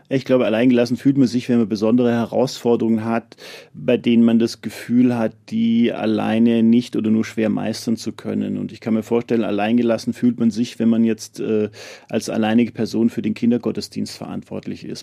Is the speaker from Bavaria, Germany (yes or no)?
yes; Munich, Bavaria, Germany; als Münchner